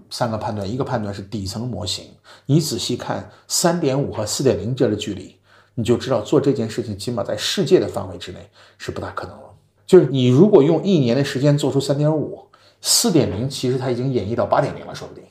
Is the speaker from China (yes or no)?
yes; China; moved away as an adult; also born or lived in New York; now in United States; 我们中国人